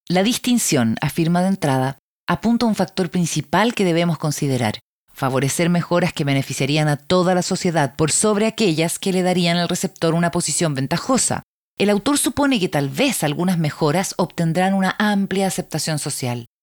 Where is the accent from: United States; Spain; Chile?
United States; Soy estadounidense y otorgarles una alta prioridad a la libertad y a las opciones personales es parte de nuestra cultura